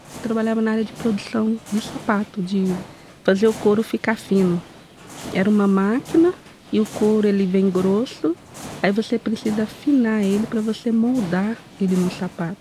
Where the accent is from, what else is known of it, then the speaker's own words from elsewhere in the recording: Uberaba, Minas Gerais, Brazil; moved away as an adult; now in Boston, United States; eu nasci em Uberaba